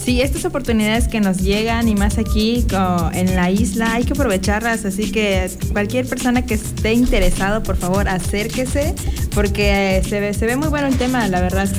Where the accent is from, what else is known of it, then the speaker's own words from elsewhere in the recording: Mexico; soy mexicana